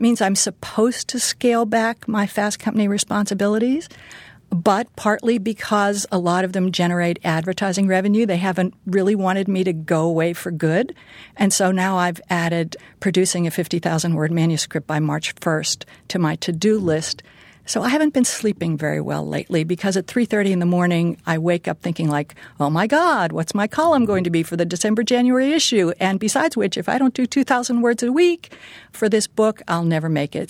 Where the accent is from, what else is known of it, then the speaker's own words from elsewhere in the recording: Pittsburgh, Pennsylvania, United States; moved away; I grew up in Pittsburgh